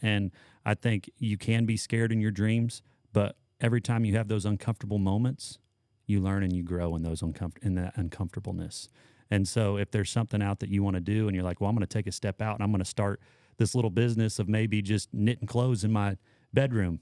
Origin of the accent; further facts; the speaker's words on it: Patoka, Illinois, United States; moved away; I grew up in Patoka